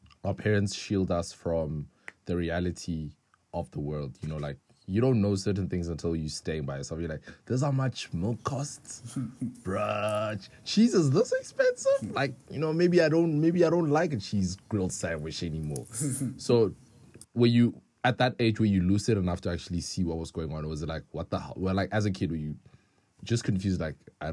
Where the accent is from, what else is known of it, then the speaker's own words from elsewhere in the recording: South Africa; as a South African